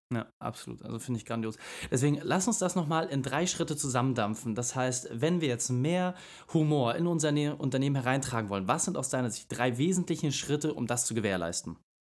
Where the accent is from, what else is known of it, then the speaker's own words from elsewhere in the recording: Hamburg, Germany; bei uns in Hamburg